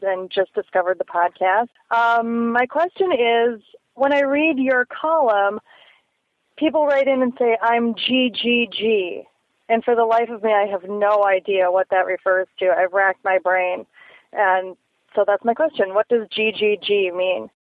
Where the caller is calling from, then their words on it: Minneapolis, Minnesota, United States; I am calling from Minneapolis